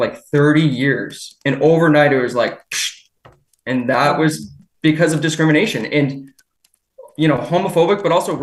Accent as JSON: {"language": "English", "town": "Derry", "region": "New Hampshire", "country": "United States", "tie": "born or raised there", "also_born_or_lived": "Chester, New Hampshire", "said": "So I grew up in Derry, the neighboring town. I live in Chester now."}